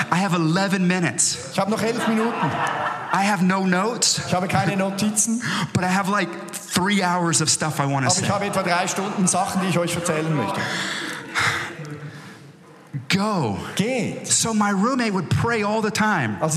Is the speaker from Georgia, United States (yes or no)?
no; Texas, United States; Look, I'm from Texas in America. Ich bin von Texas in Amerika. We're very simple people.